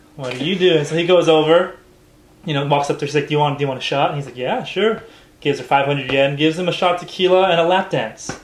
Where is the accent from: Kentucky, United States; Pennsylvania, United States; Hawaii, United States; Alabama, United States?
Hawaii, United States; now in Japan; I was growing up in Hawaii